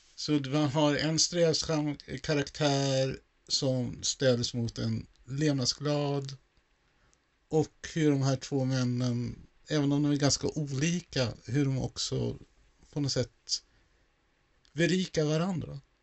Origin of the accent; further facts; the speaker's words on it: Sweden; jag som då infödd svensk